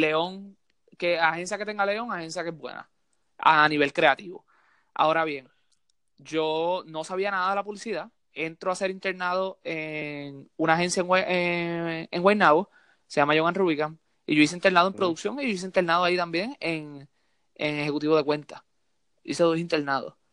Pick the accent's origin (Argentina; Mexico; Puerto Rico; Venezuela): Puerto Rico; also born or lived in Santurce, San Juan (birthplace) / Mayagüez (family); yo me crié en Puerto Rico